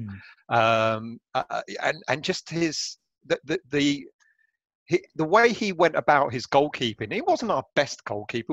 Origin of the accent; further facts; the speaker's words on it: London, United Kingdom; being Greek, brought up, born and raised in North London